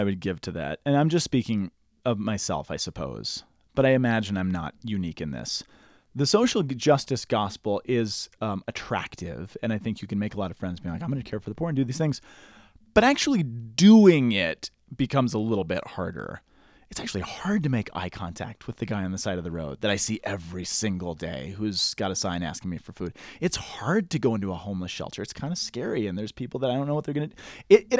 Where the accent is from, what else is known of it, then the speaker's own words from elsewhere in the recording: Boulder, Colorado, United States; I grew up in Boulder.